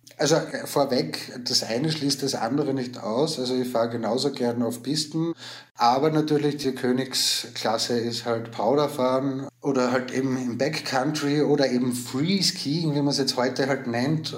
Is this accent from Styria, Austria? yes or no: yes; Styria, Austria; ich komme aus Österreich, aus der Steiermark